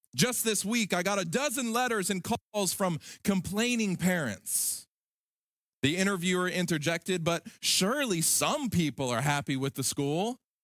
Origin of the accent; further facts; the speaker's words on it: Alabama, United States; In my home state of Alabama, there's a little town called Enterprise.